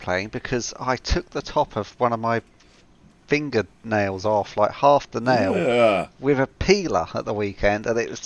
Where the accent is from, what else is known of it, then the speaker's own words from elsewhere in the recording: United Kingdom; I am the British component of the Atlantean duo that is … and …